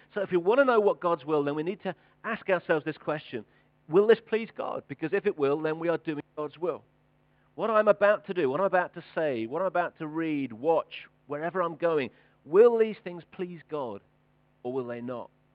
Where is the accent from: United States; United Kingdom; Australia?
United Kingdom; we're British